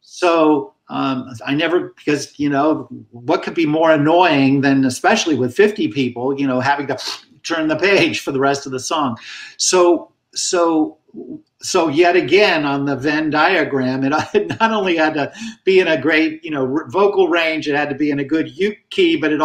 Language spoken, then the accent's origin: English; Hawaii, United States; damn it, you know, I'm from Hawaii. I should be able to play this instrument.